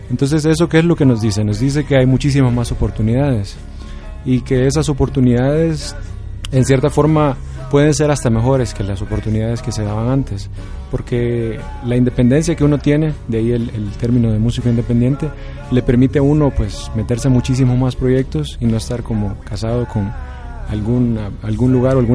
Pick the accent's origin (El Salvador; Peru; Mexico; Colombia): El Salvador; Eh, por ejemplo, yo que soy del Salvador, se me hace muy fácil compartirla a muchas de las personas